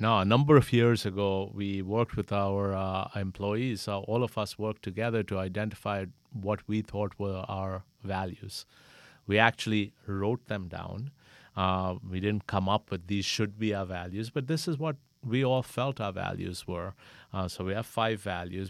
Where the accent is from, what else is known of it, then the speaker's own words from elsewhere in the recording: Pakistan; moved away as an adult; now in United States; I'm originally from Pakistan, came here to college, met my wife here, and decided to settle here.